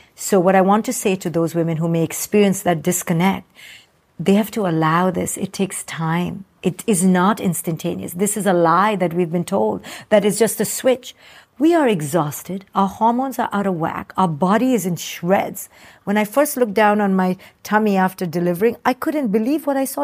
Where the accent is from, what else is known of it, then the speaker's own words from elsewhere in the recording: India; moved away; I came from India.